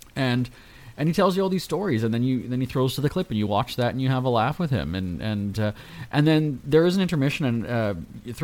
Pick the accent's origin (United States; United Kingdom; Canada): Canada; Winnipeg, Manitoba; my hometown of Winnipeg